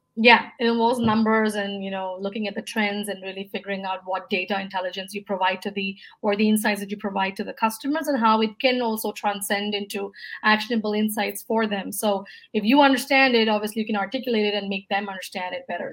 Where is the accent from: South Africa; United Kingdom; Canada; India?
India; moved away as an adult; also born or lived in Singapore / Dubai / United States; before moving back to my home country, India, I was in the US for about five years